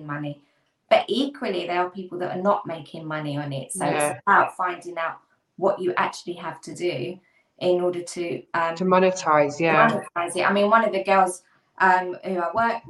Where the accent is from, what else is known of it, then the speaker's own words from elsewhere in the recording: London, United Kingdom; I'm from Hackney, East London.